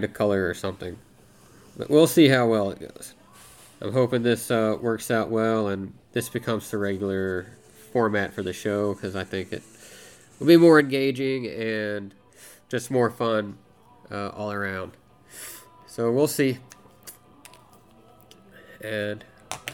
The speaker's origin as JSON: {"language": "English", "region": "Arkansas", "country": "United States", "tie": "born or raised there", "moved": "yes", "lives_now": "Alaska, United States", "said": "I grew up in Arkansas"}